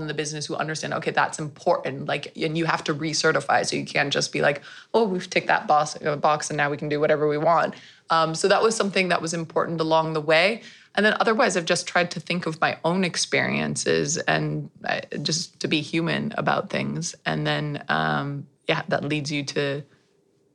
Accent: United States; now in Netherlands; I'm American and half Dutch

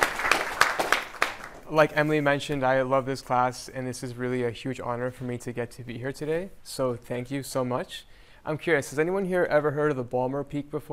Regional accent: El Salvador; moved away; I was born in El Salvador

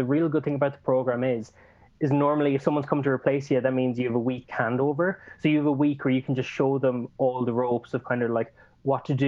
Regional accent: Ireland; accent: Irish; now in Argentina; my Irish accent would definitely still be coming out.

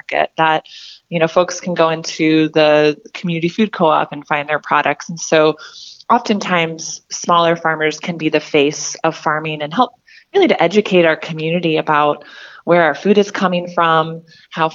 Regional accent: Fort Worth, Texas, United States; moved away as an adult; now in Whatcom County, United States; I grew up in Fort Worth, Texas

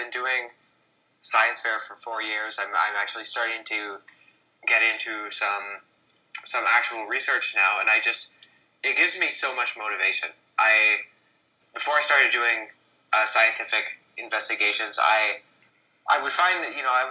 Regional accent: Canada; I'm Canadian

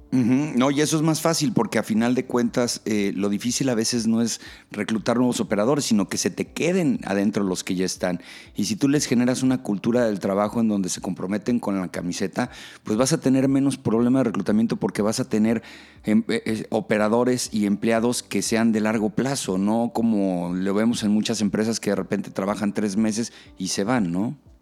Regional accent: Mexico; como mexicanos

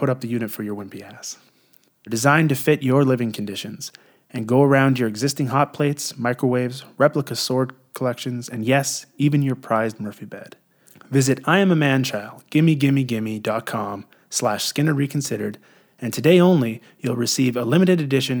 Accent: Canada; I'm Canadian, too

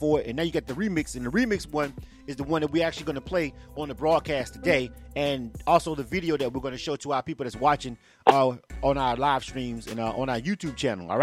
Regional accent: Panama City, Florida, United States; moved away as an adult; now in Atlanta, United States; I'm actually born and raised in Panama City, Florida

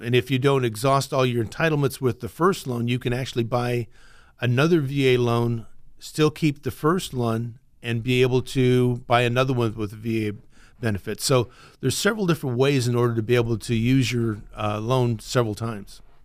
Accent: Iowa, United States; moved away as an adult; now in Fresno, United States; I'm originally from Iowa. I grew up there, went to the same high school all the time.

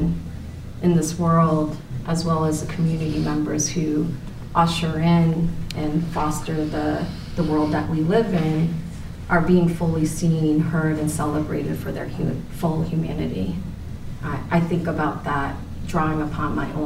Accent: Worcester, Massachusetts, United States; also born or lived in Korea; the school that I had originally attended in Worcester, Massachusetts

